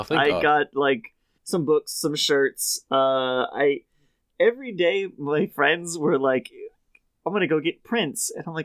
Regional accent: Connecticut, United States; I grew up in Connecticut and have lived here for 20 years

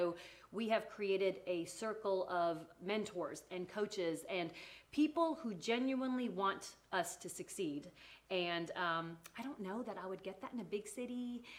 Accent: Canada; accent: Canadian; moved away as an adult; also born or lived in England; now in Tennessee, United States; I was born in England. Uh-huh. I was raised in Canada. And I am now been in Tennessee for about, 15 years.

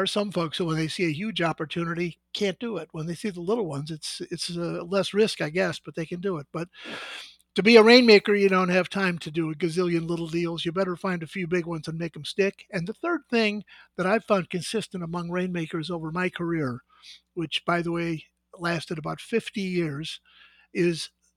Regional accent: Midwest, United States; moved away as an adult; now in California, United States; I was born and raised in the Midwest

